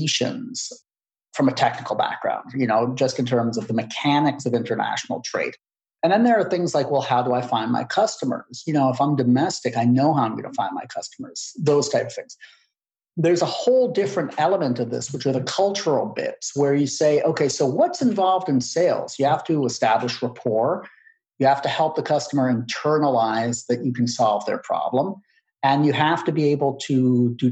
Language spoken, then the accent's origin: English; United States